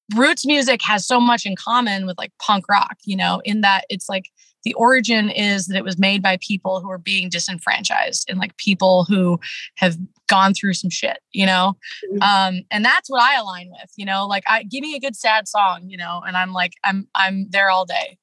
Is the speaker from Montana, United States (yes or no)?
no; Washington, United States; I'm from the Pacific Northwest. Uh, grew up in a small town in Washington State, rural Washington State